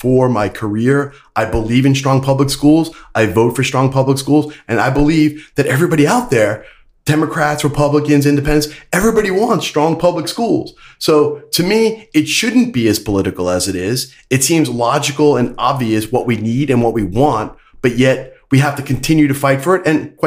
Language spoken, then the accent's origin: English; Brooklyn, New York, United States; now in Hillsborough County, Florida, United States; growing up in Brooklyn, I was a union family.